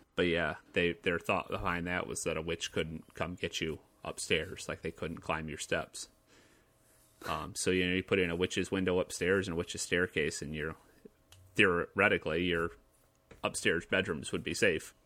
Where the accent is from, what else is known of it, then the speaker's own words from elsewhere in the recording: Lansing, Michigan, United States; my hometown